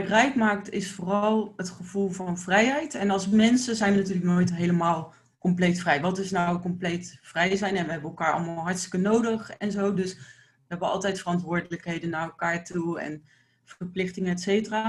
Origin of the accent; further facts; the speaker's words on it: Delft, South Holland, Netherlands; ik kom uit Delft